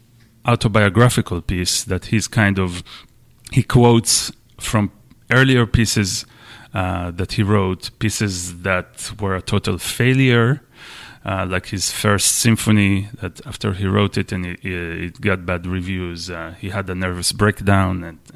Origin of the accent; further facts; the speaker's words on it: Israel; English is a second language; moved away as an adult; now in United States; I'm Israeli. I'm from Israel. And I came to the U.S. 10 years ago, something like that, to study at the University of Michigan.